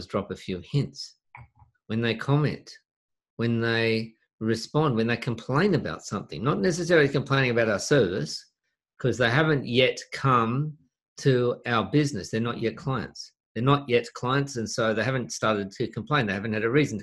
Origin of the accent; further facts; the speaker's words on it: Australia; in Australia, we don't pronounce the T often.